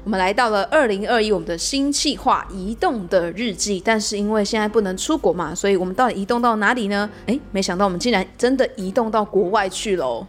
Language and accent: Chinese; Taiwan; 我身为一个台湾人